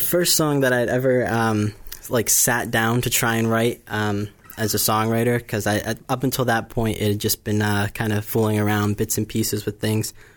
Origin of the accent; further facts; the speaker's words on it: Bourne, Massachusetts, United States; I grew up here on the Cape